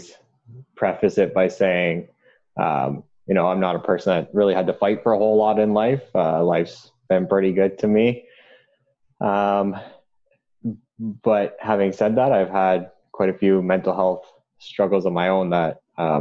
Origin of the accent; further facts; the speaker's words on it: Durham Region, Ontario, Canada; growing up in the Durham region